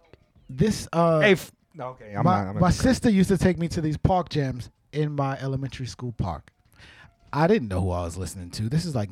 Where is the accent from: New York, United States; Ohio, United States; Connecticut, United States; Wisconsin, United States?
New York, United States; New York City; So I grew up in Brooklyn, New York. I was born in Brooklyn, New York, raised in Brooklyn, New York